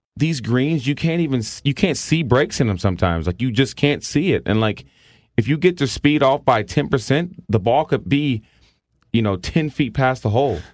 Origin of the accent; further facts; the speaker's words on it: the South, United States; I grew up in the South